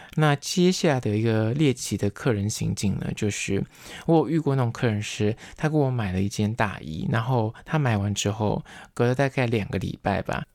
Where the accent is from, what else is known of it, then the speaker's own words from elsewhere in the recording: Taiwan; 因为我刚好是闽南人，我会讲台语